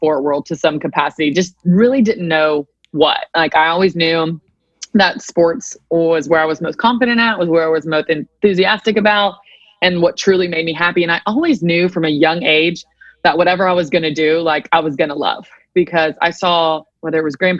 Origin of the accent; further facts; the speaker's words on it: Nashville, Tennessee, United States; also born or lived in Chattanooga, Tennessee; born and raised in Nashville, Tennessee